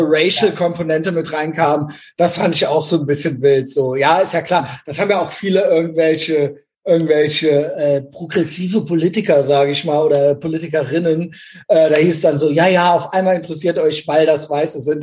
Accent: West Germany, Germany; ich bin ja in Westdeutschland groß geworden

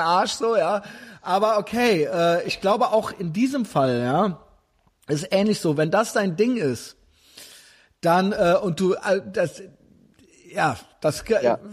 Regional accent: Germany; als Deutscher

